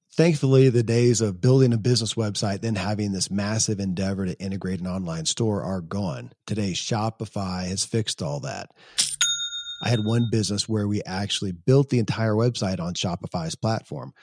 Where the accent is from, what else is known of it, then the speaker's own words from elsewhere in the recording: Kentucky, United States; I grew up in Kentucky where horse racing and bourbon are famous